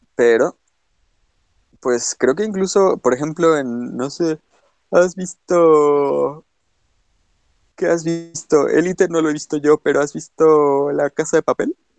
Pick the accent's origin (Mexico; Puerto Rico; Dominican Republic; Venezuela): Mexico; a nosotros nos califican como norteños, pero tú y yo estamos de acuerdo en que nosotros no hablamos como norteños